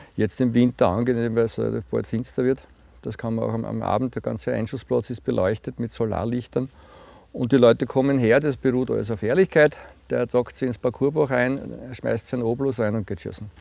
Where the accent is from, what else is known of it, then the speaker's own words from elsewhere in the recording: Puchberg am Schneeberg, Lower Austria, Austria; ich bin Buchberger, ich bin, bin in Buchberg aufgewachsen